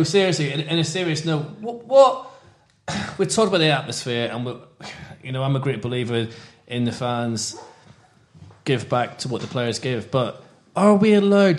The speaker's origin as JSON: {"language": "English", "town": "Belfast", "region": "Northern Ireland", "country": "United Kingdom", "said": "I'm not down in Stoke. I'm from Belfast."}